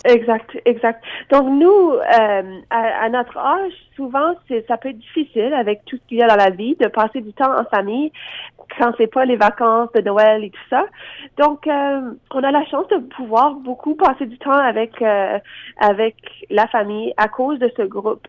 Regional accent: Lafontaine, Ontario, Canada; on vient du petit village de La Fontaine, donc à deux heures au nord de Toronto, dans la région de la baie Georgienne. Et puis, c'était euh, une enfance assez particulière

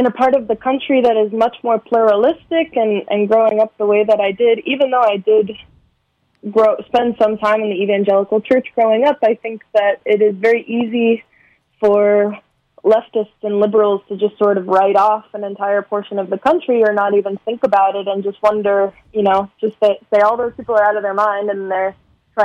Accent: San Fernando Valley, California, United States; the San Fernando Valley where I'm from

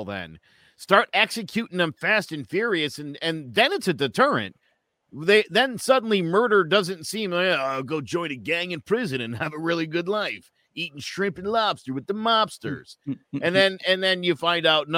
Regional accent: Meriden, Connecticut, United States; the town I grew up in Meriden, Connecticut

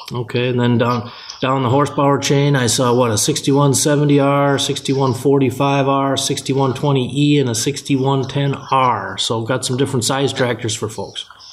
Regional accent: Benson, Minnesota, United States; now in Rochester, United States; where I grew up in Benson, Minnesota

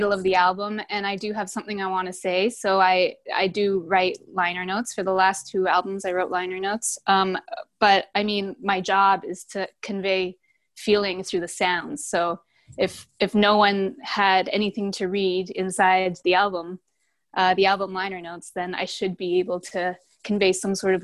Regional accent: Canada; now in United States; I'm from Canada

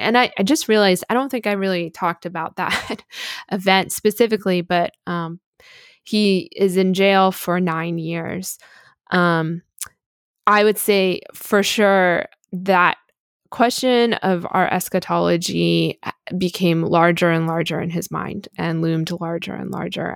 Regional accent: United States; as an American

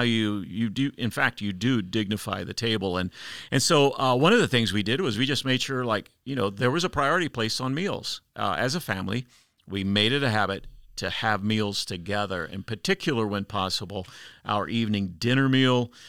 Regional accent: United States; as an American traveling internationally

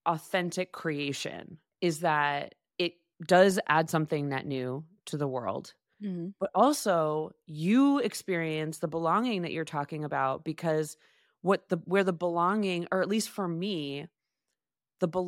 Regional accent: Boston, Massachusetts, United States; now in New York, United States; because that makes me feel like it's why I came to New York from Boston.

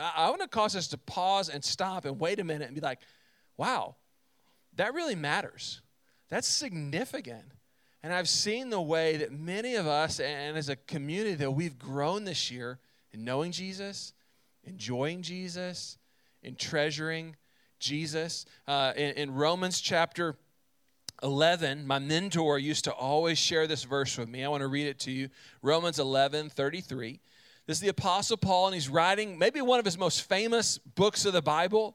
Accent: central Texas, United States; My family, we are from Texas, but my dad's side of the family lived in North Carolina. And both my parents are teachers, so what that meant is in the summer, they had time off, and we would pack up in the car, and we would drive from central Texas

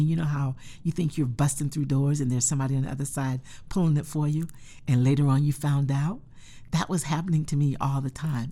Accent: North Carolina, United States; moved away; I grew up in North Carolina

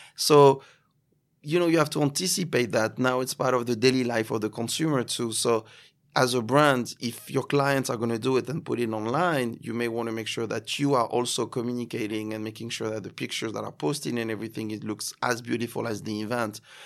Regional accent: Cannes, Provence-Alpes-Côte d'Azur, France; accent: French; English is a second language; moved away as an adult; also born or lived in Paris, France; now in New York, United States; Cannes, uh, my hometown

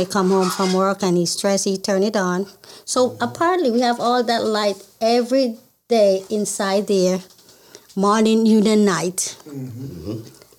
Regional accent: Jamaica; moved away as an adult; now in Baltimore, United States; I'm from Jamaica.

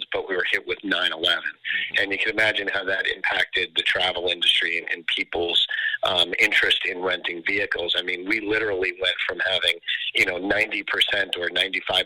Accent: New York, United States; moved away as an adult; now in Florida, United States; I'm in Florida now, but originally I'm from New York

